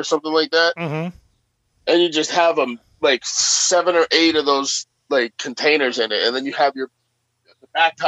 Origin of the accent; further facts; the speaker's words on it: Swift River, Massachusetts, United States; I grew up on the Swift River.